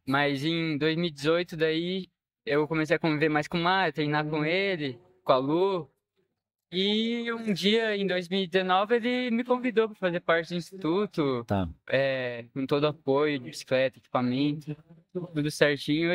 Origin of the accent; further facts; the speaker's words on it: Botucatu, São Paulo, Brazil; eu sou de Botucatu, São Paulo